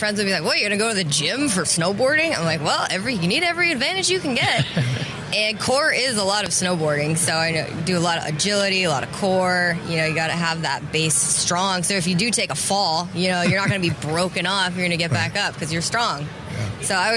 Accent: Vermont, United States; I grew up in Vermont, and I have four older brothers

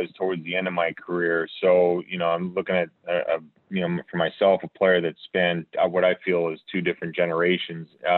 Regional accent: Rhode Island, United States; also born or lived in Philadelphia; I'm from Rhode Island

